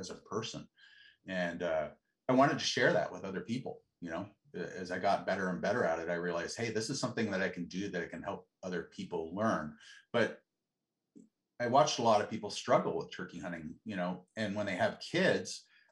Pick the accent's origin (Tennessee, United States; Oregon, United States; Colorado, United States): Oregon, United States; Bend; I grew up in Central Oregon, Bend, which is a totally different town now than it used to be then